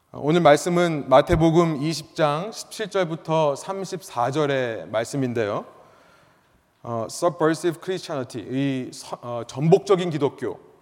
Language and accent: Korean; South Korea; first language Korean; now in United States; 나는 한국말이 편하고 나는 한국 사람인데 내가 어쩌다가 미국에 오게 됐을까